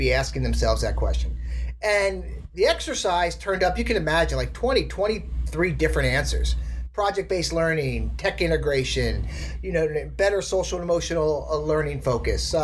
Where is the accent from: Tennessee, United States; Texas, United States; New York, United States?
New York, United States; outside New York City, United States; I grew up outside New York City